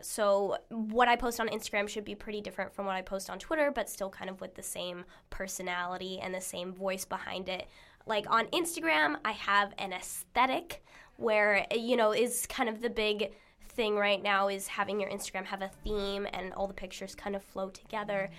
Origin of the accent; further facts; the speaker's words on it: Arizona, United States; moved away; where I grew up in Arizona